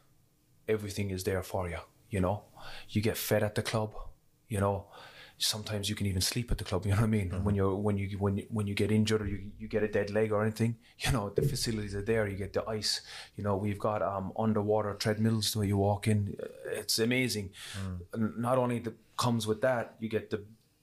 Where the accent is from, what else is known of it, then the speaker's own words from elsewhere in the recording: Cork, Munster, Ireland; growing up in Cork